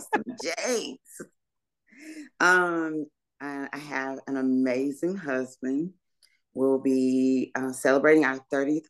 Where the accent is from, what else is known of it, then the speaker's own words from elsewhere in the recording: Laurel, Mississippi, United States; born there; I was born somewhere, obviously, but I was born in Laurel, Mississippi. So I'm a Mississippian, but I'm a Mississippi girl, but we moved a lot.